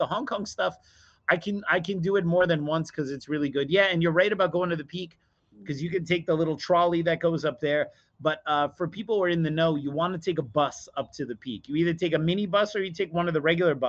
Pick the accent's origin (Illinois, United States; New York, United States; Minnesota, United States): New York, United States; New York City; as a New Yorker